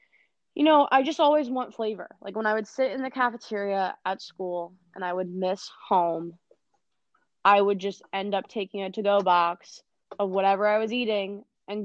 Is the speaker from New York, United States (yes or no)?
no; Philadelphia, Pennsylvania, United States; born or raised there